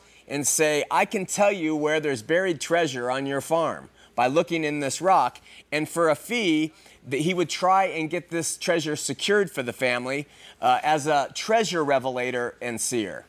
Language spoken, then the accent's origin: English; Huntington Beach, California, United States; Growing up in Huntington Beach